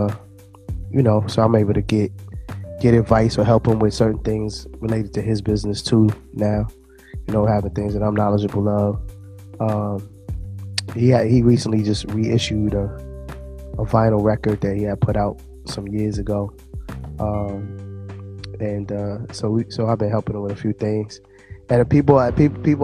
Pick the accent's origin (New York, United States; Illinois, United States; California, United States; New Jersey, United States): New Jersey, United States; moved away; also born or lived in Washington, D.C.; I was born in New Jersey.